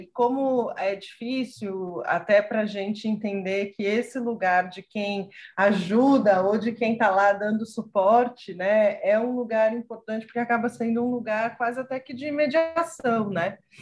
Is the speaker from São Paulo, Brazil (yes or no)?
yes; São Paulo, Brazil; eu sou nascida e criada em São Paulo